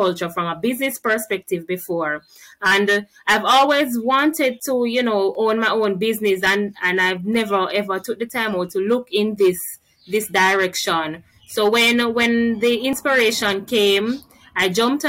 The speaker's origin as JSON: {"language": "English", "area": "Newhall District", "region": "Manchester", "country": "Jamaica", "said": "I'm from Newhall District in Manchester. It's a rural community"}